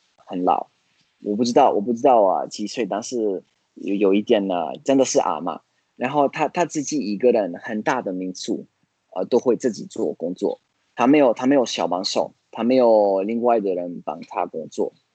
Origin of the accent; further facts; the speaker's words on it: Florence, Tuscany, Italy; Chinese is a second language; moved away as an adult; also born or lived in United States; now in Tainan, Taiwan; 去我老家，可以去啊，佛罗伦斯